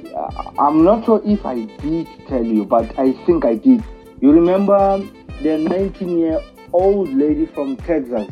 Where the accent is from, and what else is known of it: South Africa